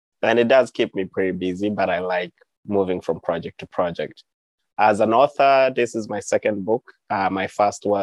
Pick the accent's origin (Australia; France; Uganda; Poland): Uganda; moved away as an adult; also born or lived in Montezuma, New Mexico; now in United States; my own journey growing up in Uganda